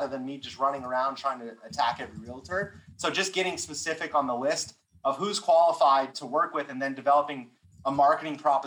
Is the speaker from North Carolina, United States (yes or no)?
no; California, United States; I'm from California